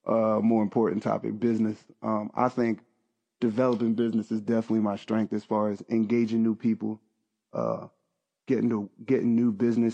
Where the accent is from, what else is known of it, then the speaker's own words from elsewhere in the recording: Philadelphia, Pennsylvania, United States; I'm from Philly, bro. We battle rap, man.